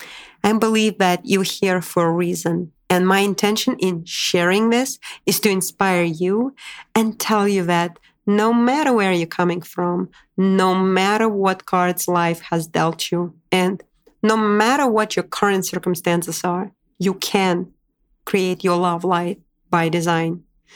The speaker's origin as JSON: {"language": "English", "region": "Moscow", "country": "Russia", "also_born_or_lived": "Boise, United States / Washington, D.C., United States", "moved": "yes", "lives_now": "New York City, United States", "said": "I moved from Moscow, Russia to Boise, Idaho to Washington, D.C. and ultimately to my dream destination where I instantly felt home, New York City"}